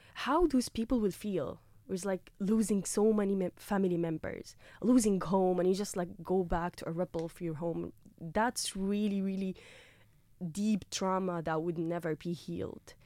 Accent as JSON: {"language": "English", "town": "Gaza", "region": "Gaza Strip", "country": "Palestine", "tie": "born or raised there", "moved": "as an adult", "lives_now": "Carlow, Ireland", "said": "I've been like born and raised in Gaza"}